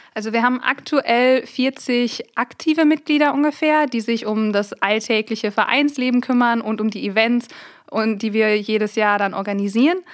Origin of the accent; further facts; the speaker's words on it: Raesfeld, North Rhine-Westphalia, Germany; moved away as an adult; now in Münster, Germany; Ich komme tatsächlich hier aus dem Westmünsterland, aus einem kleinen Ort namens Rasfeld und bin 2017 für mein Masterstudium der Wirtschaftschemie hier nach Münster gezogen.